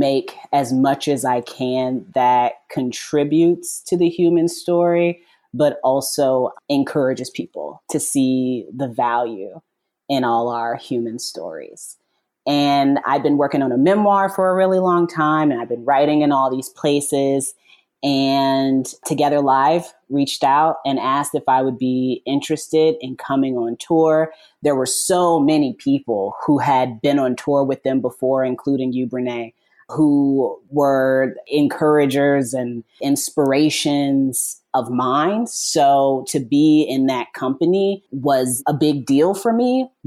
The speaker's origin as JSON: {"language": "English", "region": "Indiana", "country": "United States", "tie": "born or raised there", "said": "I'm from Indiana, mm-hmm. born and raised"}